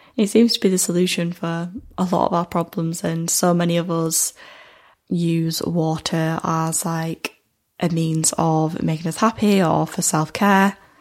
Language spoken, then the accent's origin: English; United Kingdom; as a British person, because I feel like I've been brought up in a society where I've been told that alcohol is kind of the centre of our lives